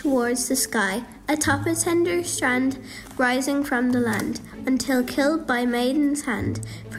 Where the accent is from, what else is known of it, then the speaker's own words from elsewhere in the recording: Wexford, Leinster, Ireland; I'm 10 years old and I'm from Wexford.